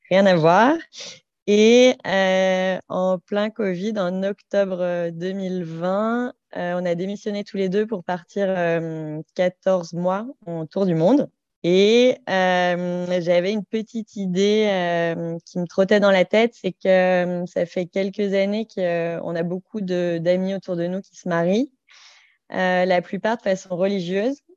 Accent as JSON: {"language": "French", "town": "Saint-Étienne", "region": "Auvergne-Rhône-Alpes", "country": "France", "tie": "born or raised there", "moved": "yes", "said": "j'ai 30 ans. j'ai vécu dans plein d'endroits, mais je suis originaire de Saint-Étienne."}